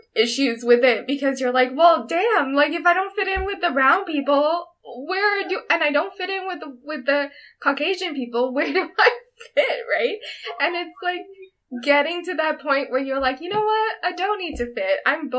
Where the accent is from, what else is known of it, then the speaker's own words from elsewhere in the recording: Canada; as first gen Canadians